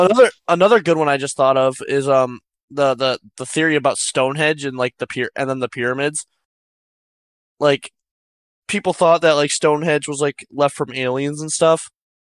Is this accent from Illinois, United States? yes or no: yes; Illinois, United States; From Illinois. We're from Illinois.